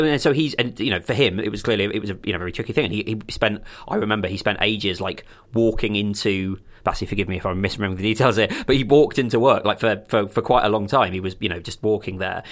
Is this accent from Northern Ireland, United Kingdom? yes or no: no; countryside near Crawley, South East England, United Kingdom; growing up with Crawley as the nearest, like, big town is not fun